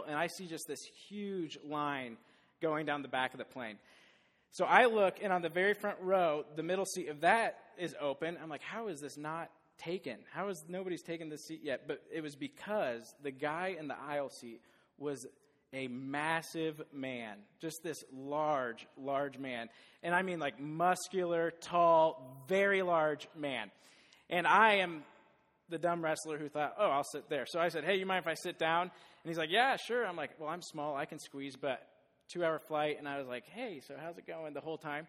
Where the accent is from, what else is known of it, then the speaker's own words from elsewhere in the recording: Des Moines, Iowa, United States; I grew up in Des Moines, went to Southeast Polk, and I am a dumb wrestler from Southeast Polk